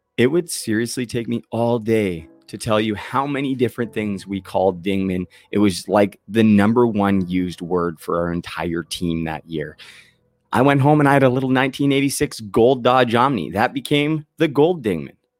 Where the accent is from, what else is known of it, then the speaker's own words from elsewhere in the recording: Port Coquitlam, British Columbia, Canada; my hometown of Port Coquitlam